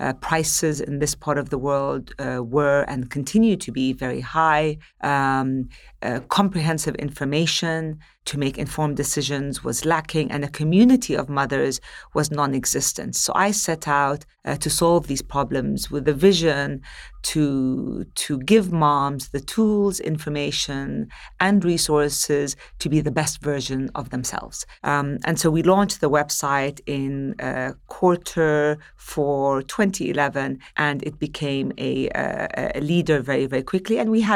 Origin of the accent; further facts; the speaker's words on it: Palestine; also born or lived in Gulf; So as I mentioned earlier, I'm born and raised in the Gulf. I'm Palestinian originally. I'm one of five siblings.